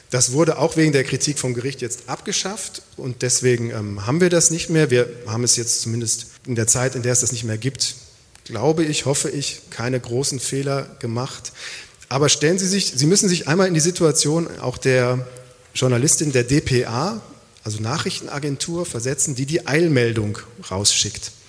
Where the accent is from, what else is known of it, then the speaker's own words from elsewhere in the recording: Aachen, North Rhine-Westphalia, Germany; now in Freiburg, Germany; Ich bin aufgewachsen in Aachen, ein paar Mal mhm. umgezogen, aber ähm, in Aachen habe ich Abitur gemacht, dann Zivildienst.